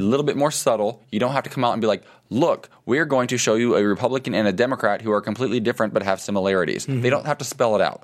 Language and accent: English; Ohio, United States; moved away as an adult; now in Los Angeles, United States; somebody from the Midwest mm-hmm. where I grew up.